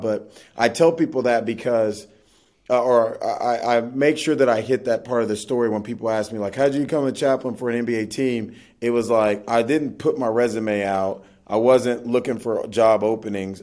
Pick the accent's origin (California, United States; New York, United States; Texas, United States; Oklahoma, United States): Oklahoma, United States; Oklahoma City; Oklahoma where I'm from